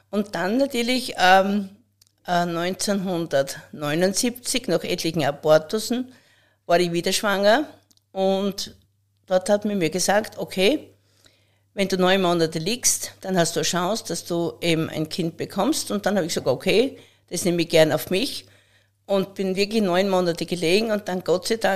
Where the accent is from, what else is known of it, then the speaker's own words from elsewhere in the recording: Pöllauberg, Styria, Austria; Ich wurde am Böllerberg geboren, im Hause Grasser. Dort ist mein Elternhaus, unser Ursprung, wo ich äh, in einer sehr behüteten Familie aufgewachsen bin.